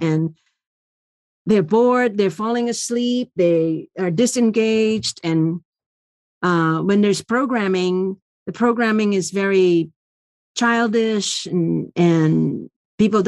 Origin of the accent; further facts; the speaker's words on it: Indonesia; now in United States; I grew up in Indonesia